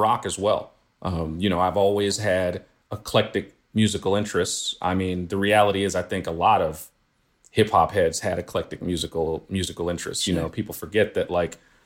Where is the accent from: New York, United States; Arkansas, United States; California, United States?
New York, United States; New York City; I grew up in Flatbush.